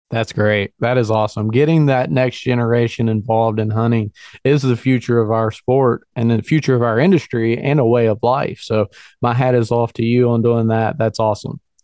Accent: Virginia, United States; moved away; also born or lived in northern Pennsylvania; I'm, I'm born and raised in Virginia and I, I work in northern Pennsylvania

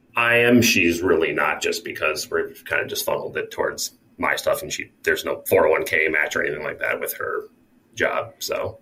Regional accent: Minnesota, United States; now in North Carolina, United States; back to my home state of Minnesota

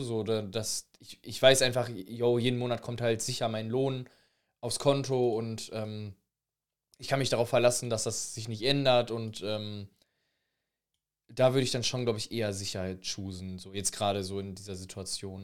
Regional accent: Recklinghausen, North Rhine-Westphalia, Germany; bei uns in Recklinghausen

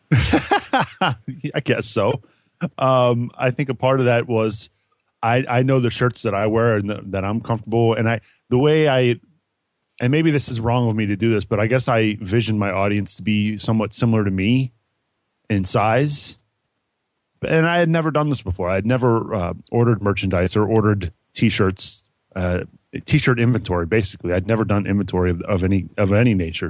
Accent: Cincinnati, Ohio, United States; Growing up in Cincinnati, I'm a huge Bengals fan

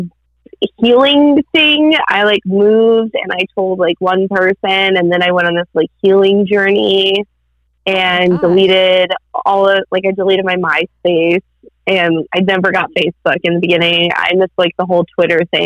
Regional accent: New Jersey, United States; moved away as an adult; also born or lived in Florida; I grew up in New Jersey. But I moved to Florida. Oh. And then now I live in New Jersey again

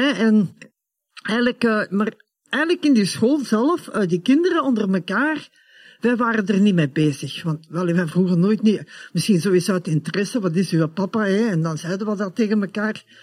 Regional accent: Germany; born there; mijn moeder, ehm, dat was een Duitse. En ik ben ook eh, geboren in Duitsland.

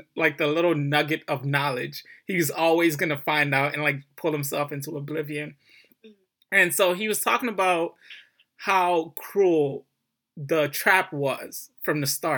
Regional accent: Detroit, Michigan, United States; I grew up in Detroit, inner city Detroit

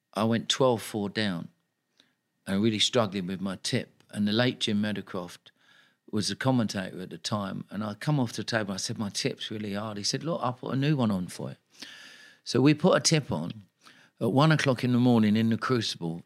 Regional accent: London, United Kingdom; I'm a kid from Tooting

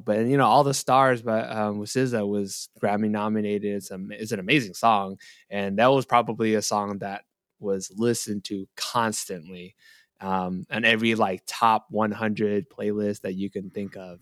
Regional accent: Bay Area, California, United States; I'm from the Bay Area

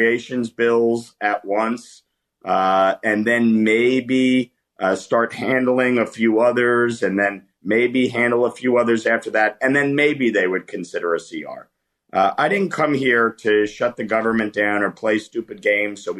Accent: New York, United States; born and raised in New York. I live just outside New York City.

